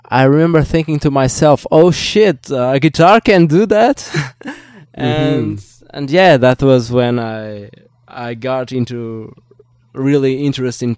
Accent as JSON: {"language": "English", "country": "Portugal", "said": "I'm from Portugal"}